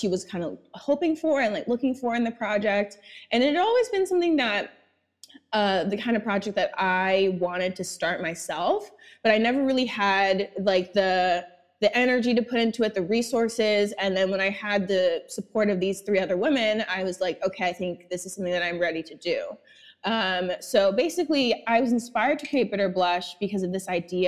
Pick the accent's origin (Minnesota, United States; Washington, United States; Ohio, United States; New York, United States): New York, United States; I was born and raised in Brooklyn